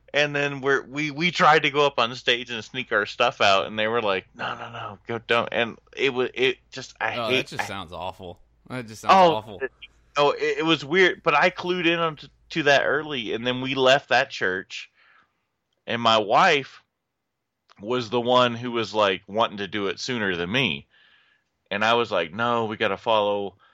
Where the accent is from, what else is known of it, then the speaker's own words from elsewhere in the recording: Orlando, Florida, United States; now in Charleston, United States; I came from Orlando and came to Charleston, so came from Southern Baptist is where I came from.